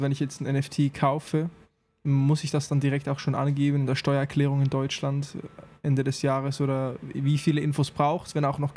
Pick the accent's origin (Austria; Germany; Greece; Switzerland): Switzerland; digitaler Nomade, Portugal ist im Trend, ich bin Schweizer.